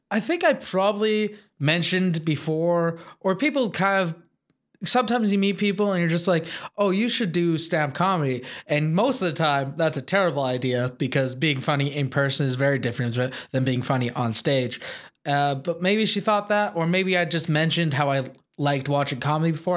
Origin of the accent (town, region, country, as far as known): Wolseley, Saskatchewan, Canada; born or raised there; moved away